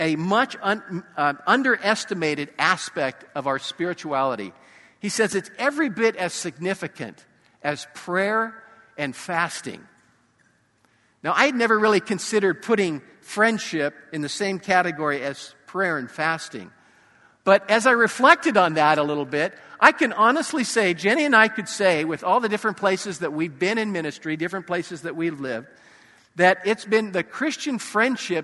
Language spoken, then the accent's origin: English; Danville, California, United States; moved away; my hometown, which is Danville, about an hour and 15 minutes away from Sacramento